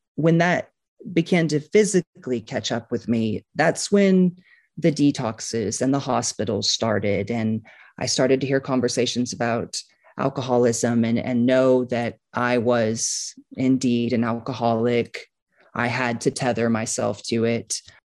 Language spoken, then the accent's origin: English; Kansas City, Missouri, United States; I grew up on a farm outside of Kansas City